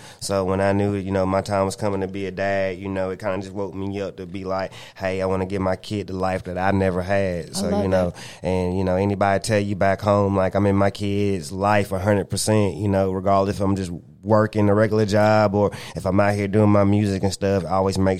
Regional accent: the Carolinas, United States; you know, I'm from the Carolinas and, you know, that's more considered a country state

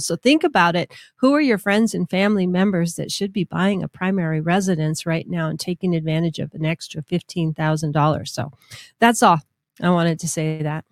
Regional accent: Minnesota, United States; now in Albuquerque, United States; growing up in Minnesota skiing on hills

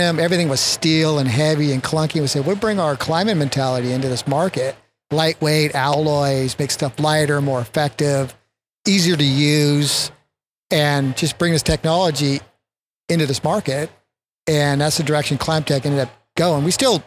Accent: Northern California, United States; I was born in Northern California

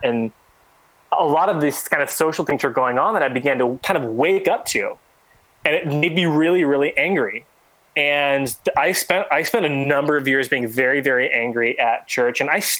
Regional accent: San Diego, California, United States; and from kind of back where I grew up down in San Diego area.

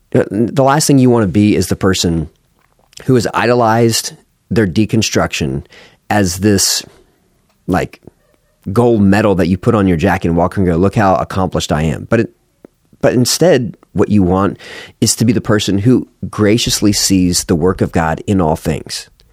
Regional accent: United States; as an American

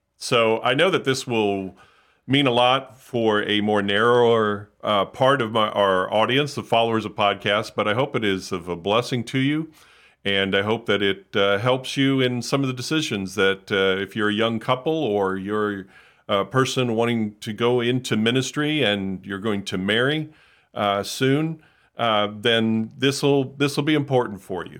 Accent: Hollywood, Florida, United States; I grew up in South Florida in the Miami, Fort Lauderdale area, Hollywood specifically

